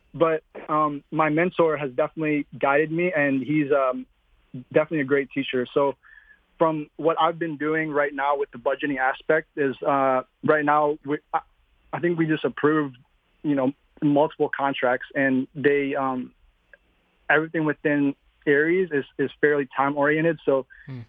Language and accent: English; Michigan, United States; also born or lived in Philippines; I am a Philippine immigrant. I moved from the Philippines to Michigan when I was six years old